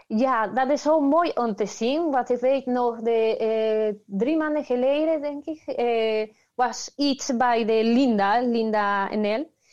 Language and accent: Dutch; Peru; Dutch is a second language; moved away as an adult; now in Netherlands; Ik kom uit Peru. Ik woon in Nederland al 12 jaar